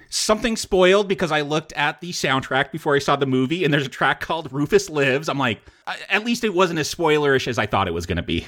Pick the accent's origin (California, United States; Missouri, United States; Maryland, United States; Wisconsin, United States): California, United States; Simi Valley; I grew up in Simi Valley